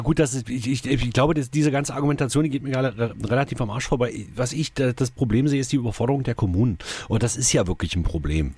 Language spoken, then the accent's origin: German; Saxony-Anhalt, Germany; Bei uns in Sachsen-Anhalt